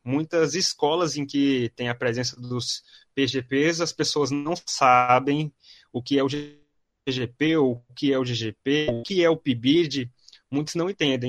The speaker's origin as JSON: {"language": "Portuguese", "town": "Brasília", "region": "Federal District", "country": "Brazil", "said": "eu sou de Brasília"}